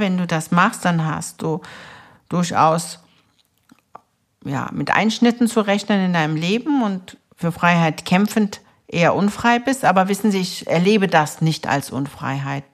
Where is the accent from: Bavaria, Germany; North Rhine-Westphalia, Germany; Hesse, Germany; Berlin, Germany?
Berlin, Germany; also born or lived in Istanbul, Turkey; bin mit sechs Jahren nach Berlin, Wedding, umgezogen. Meine Eltern sind als Gastarbeiter hergekommen und haben uns nachgeholt, uns Kinder. Und ich bin hier in der Liebenwalder Straße groß geworden.